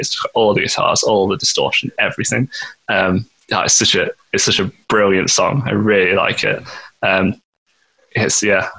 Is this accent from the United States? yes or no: no; Nottingham, East Midlands, United Kingdom; we're from Nottingham